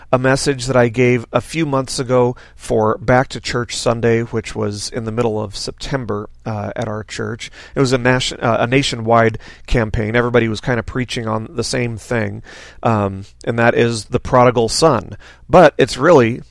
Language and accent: English; Las Vegas, Nevada, United States; moved away as an adult; now in Seattle, United States; I'm from Vegas